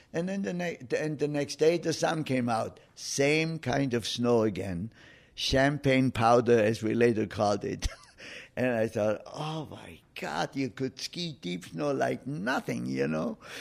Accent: Oberstaufen, Bavaria, Germany; moved away as an adult; my hometown of Oberstaufen

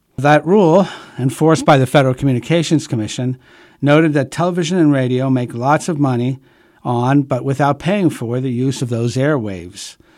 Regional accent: United States

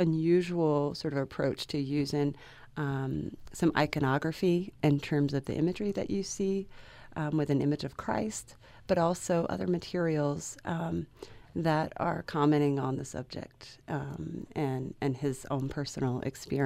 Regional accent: South Carolina, United States; moved away as an adult; also born or lived in London; I'm from South Carolina, but I was going into graduate school in London

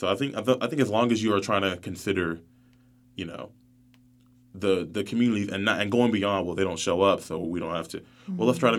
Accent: North Carolina, United States; But I grew up even on the Seabreeze area of town, in the Ogden area, so near like Parkwood and Weaver Acres.

